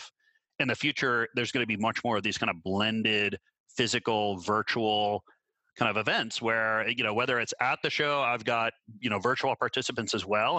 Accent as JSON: {"language": "English", "region": "Minnesota", "country": "United States", "tie": "born or raised there", "also_born_or_lived": "Canada", "moved": "yes", "said": "I grew up in Minnesota."}